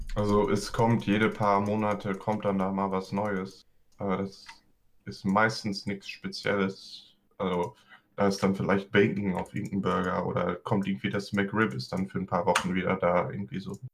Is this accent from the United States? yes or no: yes; California, United States; accent: Bay Area; moved away; also born or lived in Germany; Hier in der Bay Area ist unser Dialekt quasi, dass wir all die Wörter zusammennuscheln und dann noch extra schnell reden.